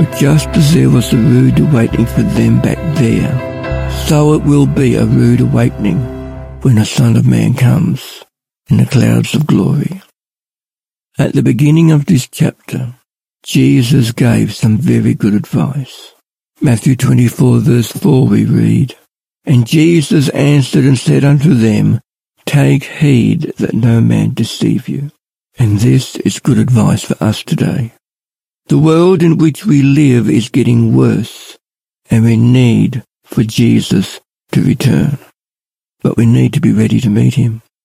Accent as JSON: {"language": "English", "town": "Ballarat", "region": "Victoria", "country": "Australia", "said": "I'm from Ballarat."}